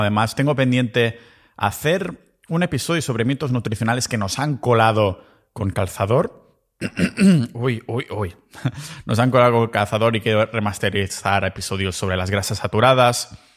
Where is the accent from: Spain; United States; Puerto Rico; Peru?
Spain; Catalonia; moved away as an adult; now in Montenegro; mi pueblo ahí en Cataluña